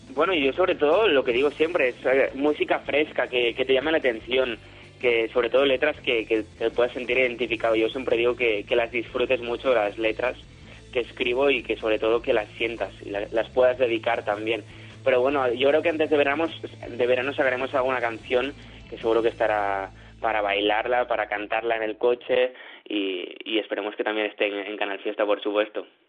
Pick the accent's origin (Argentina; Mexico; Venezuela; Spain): Spain; Barcelona, Catalonia; Yo de Barcelona, soy de Barcelona